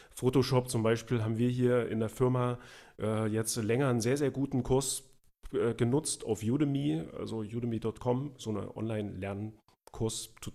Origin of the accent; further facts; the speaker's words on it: East Germany, Germany; also ich bin ja im Osten aufgewachsen, also in der DDR. Äh, und da war die Schule auch noch ein bisschen anders, also auch die Grundschule.